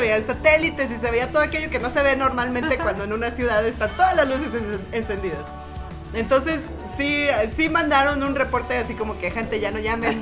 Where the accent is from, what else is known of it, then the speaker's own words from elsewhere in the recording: Mexico; somos mexicanas